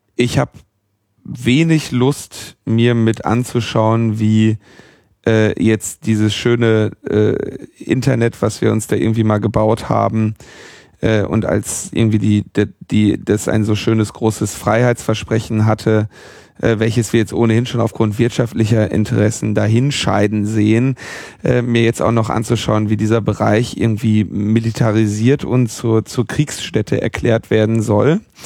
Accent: Berlin, Germany; als Berliner

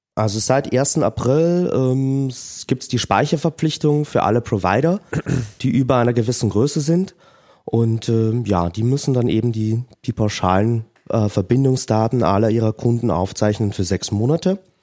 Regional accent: Austria; bei uns in Österreich

